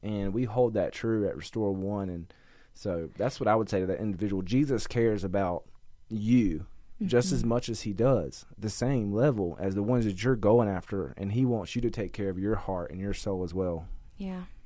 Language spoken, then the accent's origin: English; North Carolina, United States; I'm from North Carolina, at the you know closer to the beach